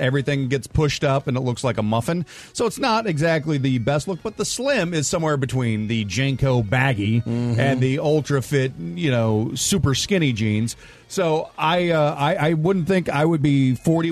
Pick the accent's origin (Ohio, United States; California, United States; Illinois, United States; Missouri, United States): Missouri, United States; St. Louis; I grew up in North County, St. Louis